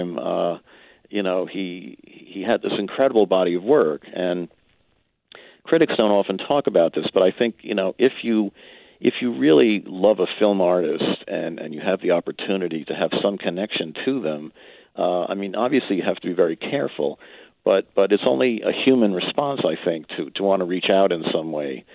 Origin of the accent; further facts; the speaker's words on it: New York, United States; I grew up in New York and in the suburbs